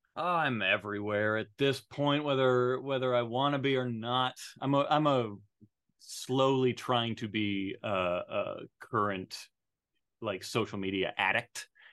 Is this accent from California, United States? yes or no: no; Arizona, United States; I was raised in Arizona